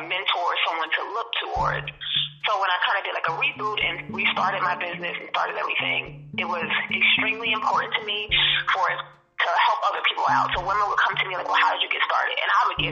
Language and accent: English; New Jersey, United States; moved away as an adult; now in Maryland, United States; I'm again originally from Jersey. I moved out to Maryland to start my business.